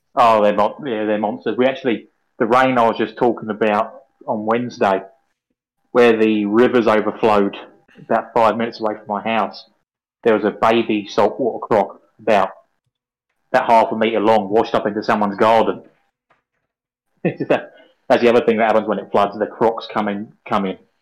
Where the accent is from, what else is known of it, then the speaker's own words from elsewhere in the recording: England, United Kingdom; now in Australia; I'm English